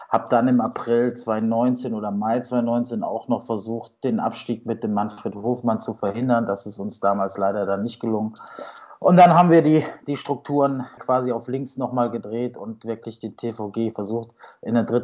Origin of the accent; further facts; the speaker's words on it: North Rhine-Westphalia, Germany; Also ich bin ein richtiger Oberberger, ja, also der VW Gummersbach ist sicherlich ein Teil meiner Handballgeschichte.